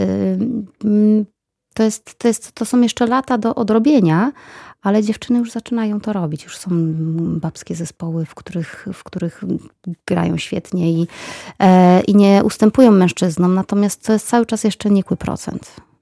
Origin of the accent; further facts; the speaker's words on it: Bielawa, Lower Silesian Voivodeship, Poland; moved away as an adult; also born or lived in Wrocław; Wychowywałam się w mieście Bielawa, później pojechałam na studia do Wrocławia